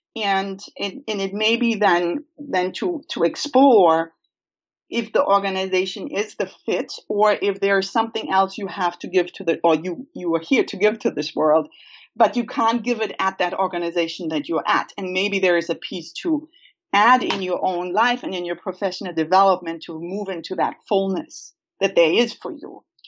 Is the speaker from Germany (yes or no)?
yes; Germany; moved away; I grew up in Germany uh, on a family farm